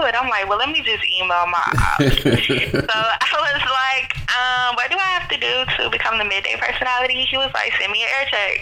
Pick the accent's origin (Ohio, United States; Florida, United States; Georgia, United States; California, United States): Florida, United States; Jacksonville; I am from Jacksonville, I moved away in 2006 and I didn't come back till 2013